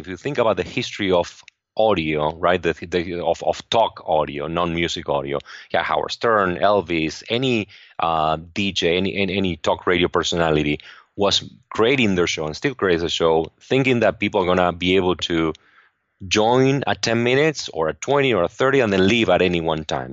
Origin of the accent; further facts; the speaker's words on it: Argentina; English is a second language; moved away as an adult; now in Los Angeles, United States; I grew up in Argentina